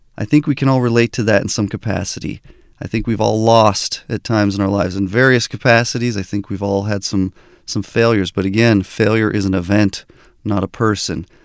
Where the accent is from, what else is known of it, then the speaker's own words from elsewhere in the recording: Albuquerque, New Mexico, United States; also born or lived in Southern California; I was born in Southern California, but grew up in Albuquerque, New Mexico